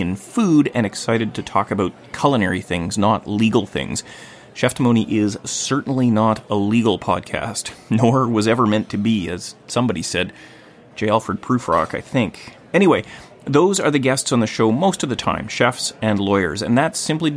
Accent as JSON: {"language": "English", "town": "Gibsons", "region": "British Columbia", "country": "Canada", "tie": "born or raised there", "said": "my hometown of Gibsons, BC on the Sunshine Coast"}